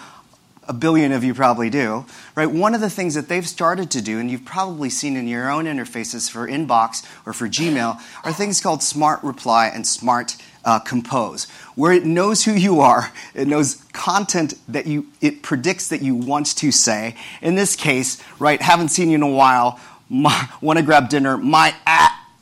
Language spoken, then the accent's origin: English; Kansas City, Missouri, United States; moved away as an adult; also born or lived in Stanford, California; now in Brooklyn, United States; I was born and raised in Kansas City, Missouri, to Filipino immigrants who came to the U.S. in the 1960s